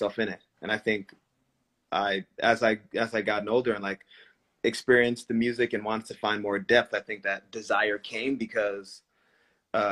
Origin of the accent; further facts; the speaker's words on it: Rhode Island, United States; I grew up in Rhode Island